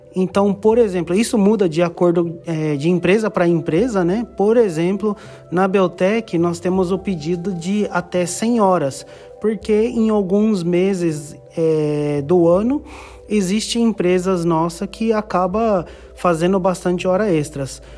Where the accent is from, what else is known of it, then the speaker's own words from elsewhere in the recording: Japan; tenho 30 anos de Japão, Fui criado é, no Japão, estudei na, em escola japonesa.